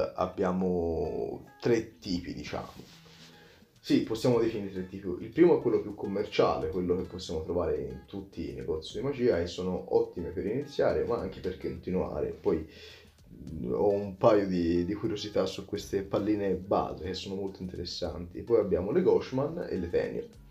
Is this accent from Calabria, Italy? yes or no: no; Prato, Tuscany, Italy; vengo da Prato, in Toscana, molto vicino a Firenze